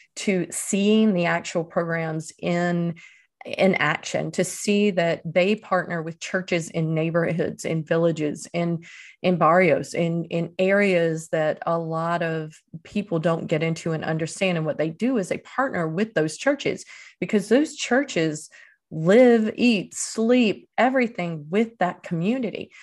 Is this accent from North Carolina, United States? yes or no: yes; Eastern North Carolina, United States; moved away as an adult; also born or lived in Dominican Republic / Venezuela; my hometown in Eastern North Carolina